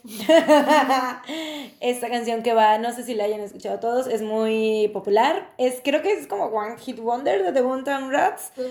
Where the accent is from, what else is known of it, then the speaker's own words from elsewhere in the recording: Veracruz, Mexico; nosotros es, en Veracruz, jarochos, jaranas